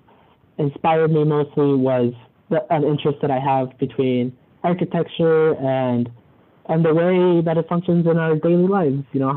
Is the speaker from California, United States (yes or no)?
no; Mesa, Arizona, United States; moved away as an adult; now in St. Louis, United States; I'm from Mesa, Arizona. Back home, I went to Mesa High School